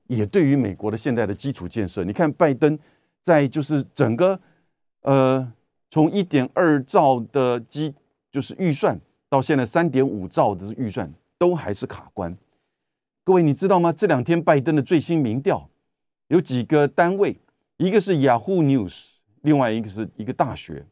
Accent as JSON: {"language": "Chinese", "country": "Taiwan", "said": "我们台湾这边当然也就跟随了西方媒体"}